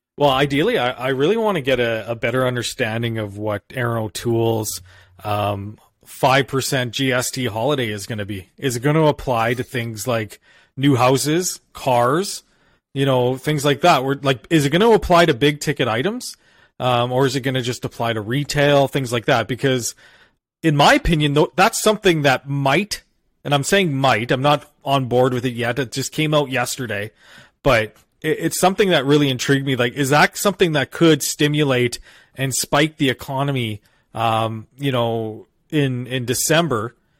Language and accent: English; Alberta, Canada; as an Albertan